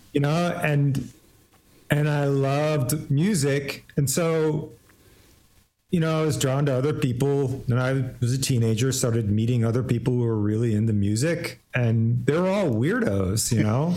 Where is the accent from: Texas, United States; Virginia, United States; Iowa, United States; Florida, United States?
Iowa, United States; Iowa City; moved away as an adult; also born or lived in Portland, Oregon; I grew up in Iowa City